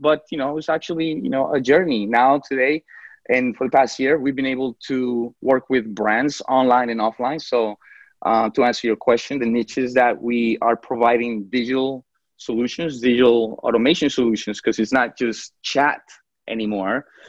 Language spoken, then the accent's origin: English; Colombia; now in New York, United States; I remember that when I came from Colombia to New York, my mother was a waitress.